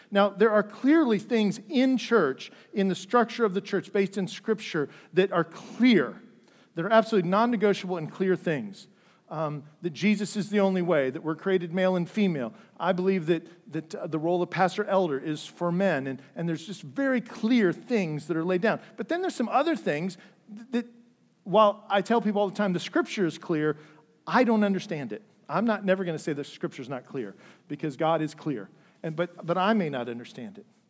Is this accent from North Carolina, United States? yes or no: no; Dayton, Ohio, United States; I grew up in the Lutheran Church, uh, downtown Dayton